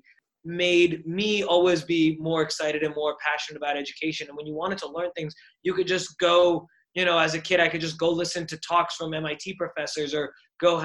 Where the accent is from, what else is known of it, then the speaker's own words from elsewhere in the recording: Burlington, Massachusetts, United States; moved away as an adult; also born or lived in Boston, Massachusetts; now in San Francisco, United States; I grew up in the town I grew up in Burlington, Massachusetts